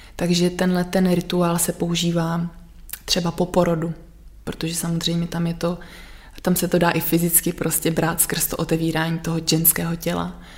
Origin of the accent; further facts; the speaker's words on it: Sudetenland, Czechia; já pocházím vlastně z, ze Sudet